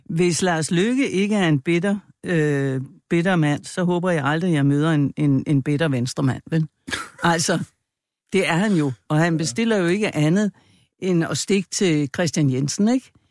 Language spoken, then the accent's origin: Danish; Jutland, Denmark; jeg er fra Jylland